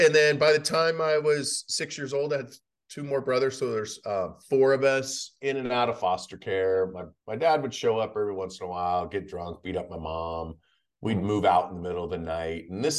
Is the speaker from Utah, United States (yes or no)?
no; Idaho, United States; also born or lived in John Day, Oregon / Boise, Idaho; So I grew up in mainly in Idaho. My mom was a teenage mom.